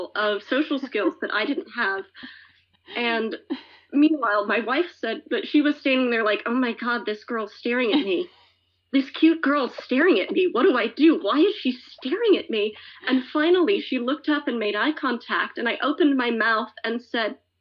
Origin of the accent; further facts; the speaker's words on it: Alabama, United States; moved away as an adult; now in North Bennington, United States; I grew up mostly in Alabama